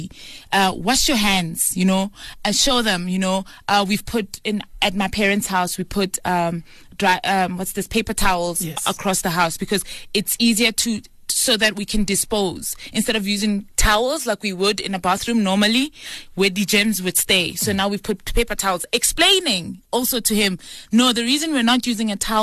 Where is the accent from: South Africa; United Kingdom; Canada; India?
South Africa; As a South African